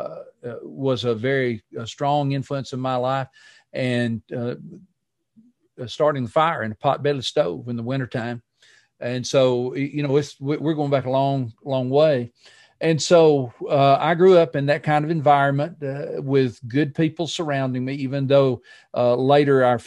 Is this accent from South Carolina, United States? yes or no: no; Walker County, Alabama, United States; I was born in Walker County, Alabama, in rural Walker County, Alabama.